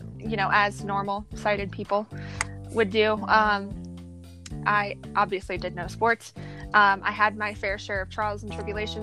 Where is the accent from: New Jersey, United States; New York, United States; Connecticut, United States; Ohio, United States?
Ohio, United States; I'm from Ohio.